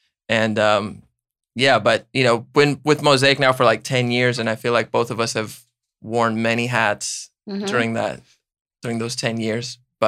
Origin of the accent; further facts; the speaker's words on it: Puerto Rico; also born or lived in New York; now in United States; Puerto Rico by way of New York. I was born in New York, but lived most of my life in Puerto Rico.